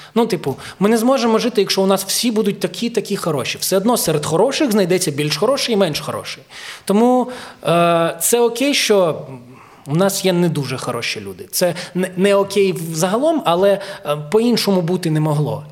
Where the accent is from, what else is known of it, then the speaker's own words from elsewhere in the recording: Ukraine; also born or lived in Kyiv; я народився в Україні